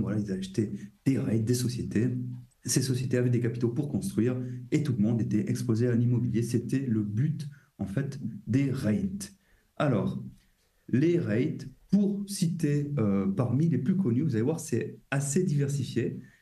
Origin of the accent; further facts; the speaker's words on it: France; nous en tant que Français